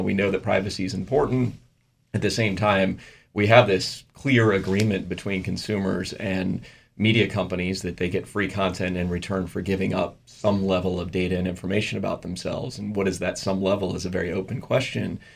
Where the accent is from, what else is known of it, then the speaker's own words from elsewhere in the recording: United States; as an American and as an American businessman